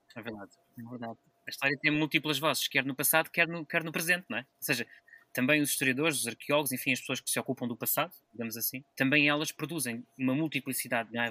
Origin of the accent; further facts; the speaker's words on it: Lisbon, Portugal; moved away; eu sou de Lisboa